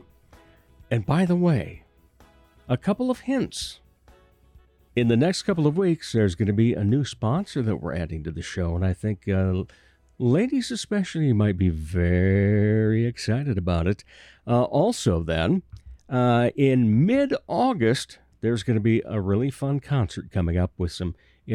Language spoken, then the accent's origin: English; Rock Rapids, Iowa, United States; moved away; Rock Rapids, Iowa, my hometown